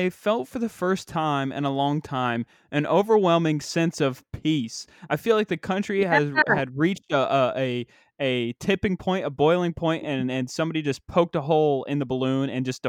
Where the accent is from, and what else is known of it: West Virginia, United States; born or raised there